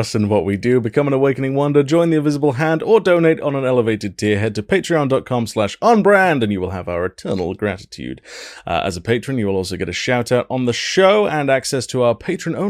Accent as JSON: {"language": "English", "region": "Wales", "country": "United Kingdom", "tie": "born or raised there", "said": "my home country of Wales"}